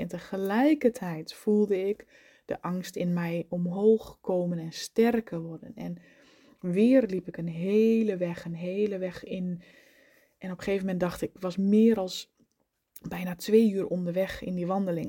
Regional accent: eastern Netherlands, Netherlands; in het oosten waar ik vandaan kom

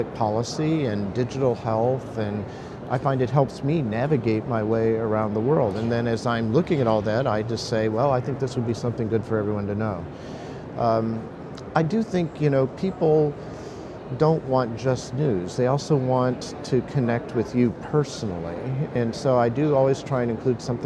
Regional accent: Oklahoma, United States; I grew up in Oklahoma

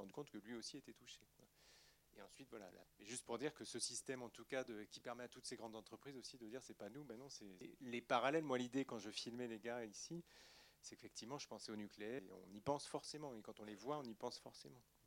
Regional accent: Poitiers, Nouvelle-Aquitaine, France; je viens de Poitiers

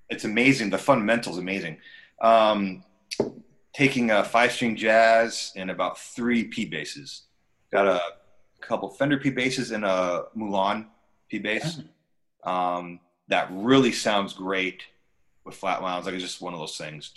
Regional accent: Lake Placid, New York, United States; moved away; also born or lived in New England; I am from Lake Placid, New York.

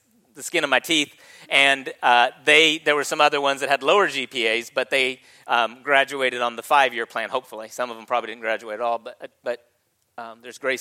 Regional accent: California, United States; moved away; I was born in Secret Valley, California

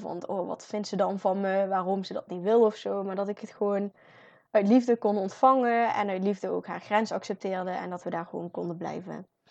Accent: North Brabant, Netherlands; als Brabanders

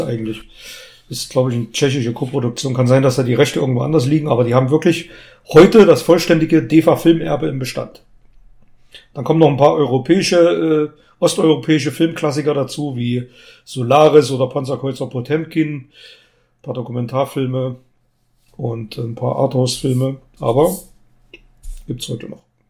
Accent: Germany; Gera ist nicht unweit von meiner Geburtsstadt

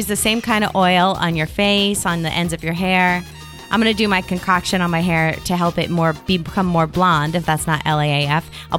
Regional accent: Connecticut, United States; I'm from Connecticut.

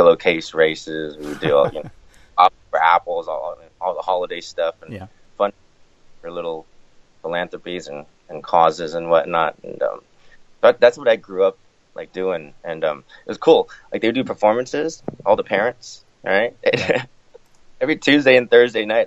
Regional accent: Florida, United States; I was born in Florida

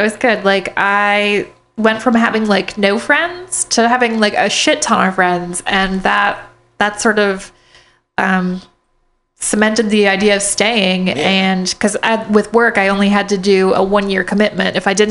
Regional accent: South Dakota, United States; moved away as an adult; now in Richmond, United States; I am originally from South Dakota. Yep, the Midwest.

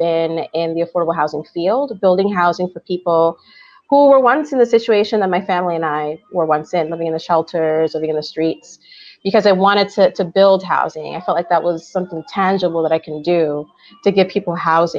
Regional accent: New York City, New York, United States; first language Spanish; English is a second language; when I was growing up in New York City

